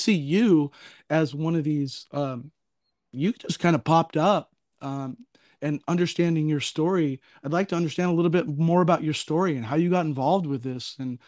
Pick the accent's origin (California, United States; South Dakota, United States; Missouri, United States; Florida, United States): California, United States; now in Oregon, United States; because I am from Southern California. I currently live in Oregon